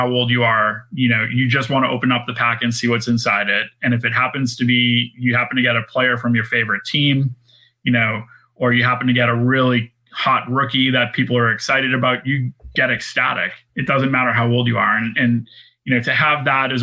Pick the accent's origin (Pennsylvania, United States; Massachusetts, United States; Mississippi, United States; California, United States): Massachusetts, United States; Boston; I'm from Boston and I'm a New England Patriot fan